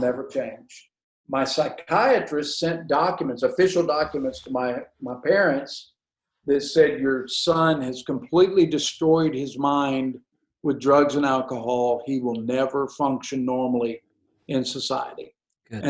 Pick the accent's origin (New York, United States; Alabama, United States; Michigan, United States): Alabama, United States; Huntsville; I grew up in Huntsville, Alabama